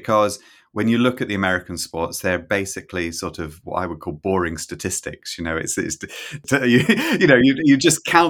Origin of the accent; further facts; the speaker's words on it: Scotland, United Kingdom; also born or lived in England; I grew up in Scotland. I'm English originally, as you can hear, but I grew up in Scotland. I did my degree in Edinburgh and I did a PhD in Manchester.